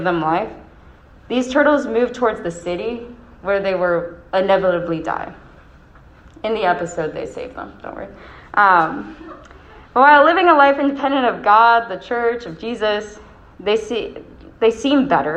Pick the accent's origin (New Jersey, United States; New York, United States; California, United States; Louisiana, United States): New York, United States; Rochester; accent: Rochester; my Rochester accent